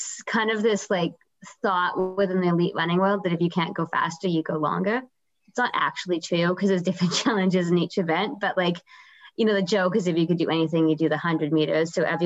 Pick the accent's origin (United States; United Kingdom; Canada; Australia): Canada; Vancouver, British Columbia; also born or lived in Guelph, Ontario; I'm from Vancouver. So I grew up here